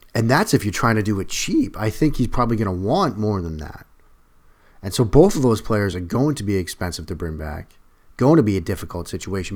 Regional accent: Boston, Massachusetts, United States; now in Washington, D.C., United States; my family growing up in the Northeast, Italian kid, Boston area

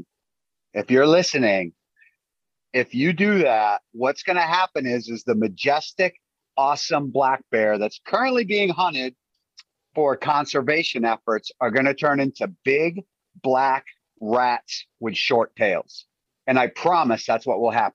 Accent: Maine, United States; I've even shot a bear in my home state

